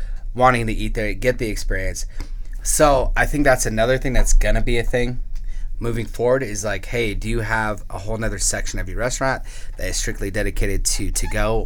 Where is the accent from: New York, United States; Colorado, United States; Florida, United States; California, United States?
Colorado, United States; Denver; now in Colorado Springs, United States; I was born in Denver, I lived there before I came here